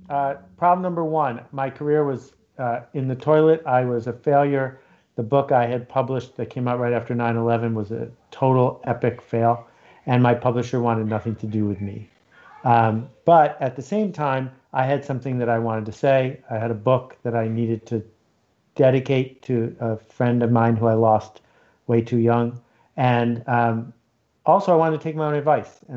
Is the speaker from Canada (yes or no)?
yes; Ontario, Canada; I grew up in Algonquin Park, north of Toronto and uh, every summer for 42 summers I've been up there.